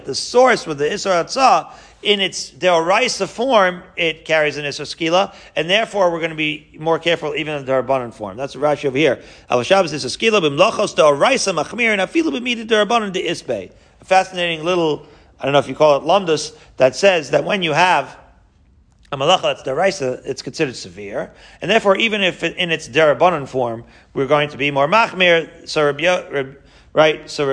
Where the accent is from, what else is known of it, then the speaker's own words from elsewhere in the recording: Long Island, New York, United States; my childhood growing up in Long Island